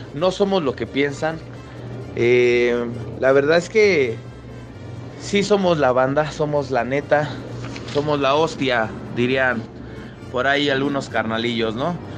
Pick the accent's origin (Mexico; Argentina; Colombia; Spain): Mexico; soy mexicano.